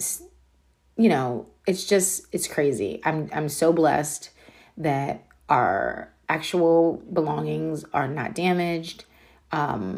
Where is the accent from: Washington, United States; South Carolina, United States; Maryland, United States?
Maryland, United States; Frederick; The city is called Frederick in Maryland.